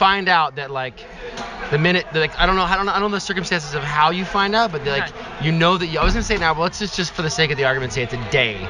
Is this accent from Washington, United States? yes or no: yes; Seattle, Washington, United States; I'm from Seattle, Washington.